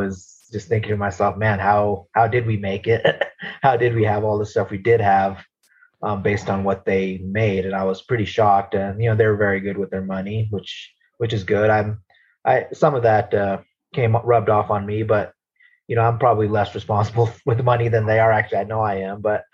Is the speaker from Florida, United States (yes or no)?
no; Nevada, United States; moved away as an adult; also born or lived in Arizona / California / Texas / Nebraska; now in Colorado, United States; I grew up there pretty much my whole life